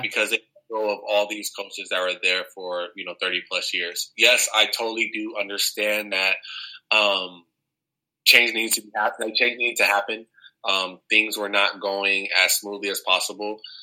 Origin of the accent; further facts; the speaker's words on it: Southern California, United States; moved away as an adult; also born or lived in Oregon; I'm from Southern California